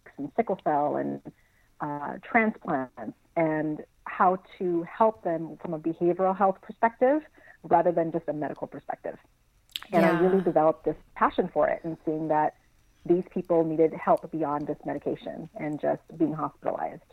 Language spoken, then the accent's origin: English; St. Croix, U.S. Virgin Islands; also born or lived in Burbank, California / Los Angeles, California; now in San Antonio, United States; I'm originally from St. Croix in the U.S. Virgin Islands. So I was born and raised in the Caribbean